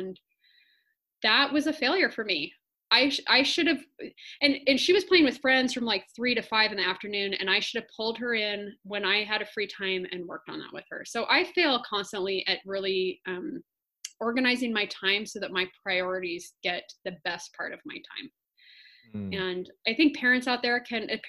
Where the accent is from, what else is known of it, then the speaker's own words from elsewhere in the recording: Washington, United States; also born or lived in Blakely Island, Washington; now in Maui, United States; I was not born on Maui. I was born in Washington, but my family's from a very small island in Washington state.